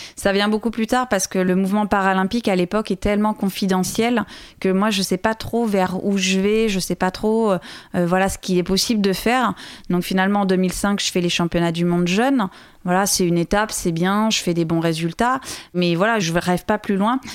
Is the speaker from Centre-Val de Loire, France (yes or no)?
yes; Loir-et-Cher, Centre-Val de Loire, France; c'est là-bas que j'ai grandi, c'est là-bas que je me suis construite